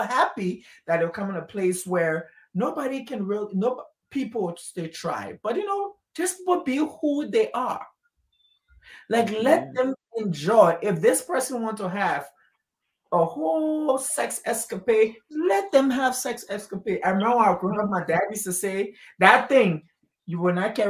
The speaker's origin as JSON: {"language": "English", "country": "Liberia", "tie": "born or raised there", "said": "I grew up in Liberia my whole life"}